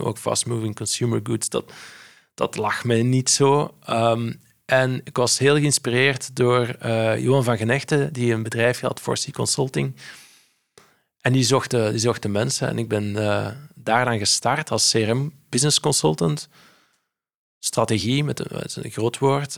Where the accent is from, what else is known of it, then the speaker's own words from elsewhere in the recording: Flanders, Belgium; ik zeg handelaar als Belg, als Vlaming